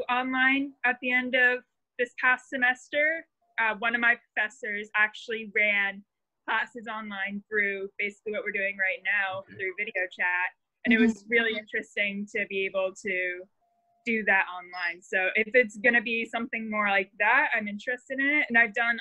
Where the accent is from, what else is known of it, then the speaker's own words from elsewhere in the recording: Belleville, Ontario, Canada; also born or lived in Kingston; I'm actually from Belleville, so it's about an hour away from Kingston